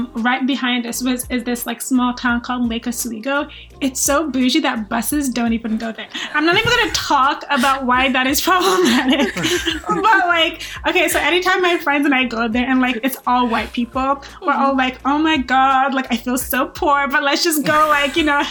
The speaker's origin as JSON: {"language": "English", "country": "Nigeria", "moved": "yes", "said": "I'm from Nigeria, so I'm not even from here, but I am here"}